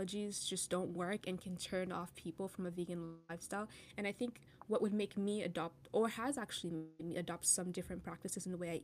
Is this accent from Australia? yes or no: no; Cameroon; moved away; I'm from Cameroon